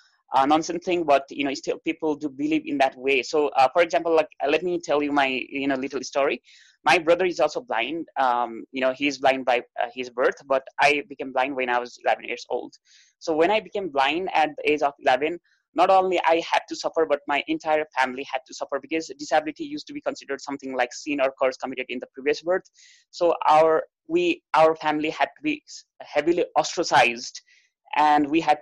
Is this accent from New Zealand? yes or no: no; Kathmandu, Bagmati, Nepal; I am from Kathmandu, Nepal, the lap of Mount Everest